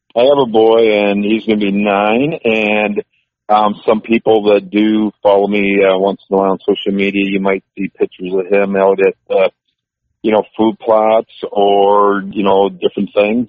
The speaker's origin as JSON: {"language": "English", "town": "Columbus", "region": "Wisconsin", "country": "United States", "tie": "born or raised there", "said": "my hometown uh, area there by Columbus, Wisconsin, which is 30 miles uh, northeast of Madison"}